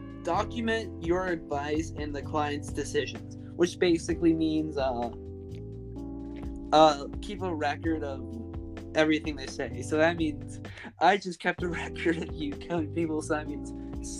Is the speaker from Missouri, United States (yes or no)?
no; Alaska, United States; We're also from Alaska.